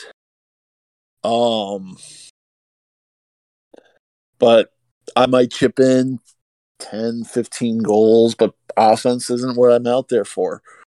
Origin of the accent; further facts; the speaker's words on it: Arizona, United States; moved away as an adult; now in Minnesota, United States; I was born in Minnesota, lived most of my life in Arizona, and then recently moved back to Minnesota.